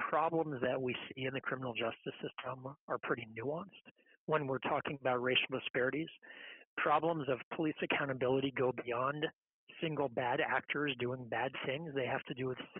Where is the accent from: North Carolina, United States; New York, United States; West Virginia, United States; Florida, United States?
Florida, United States; Gainesville; now in Tampa, United States; We have native Floridians like myself. I'm not born and raised in Tampa, but in Gainesville, a couple hours up the road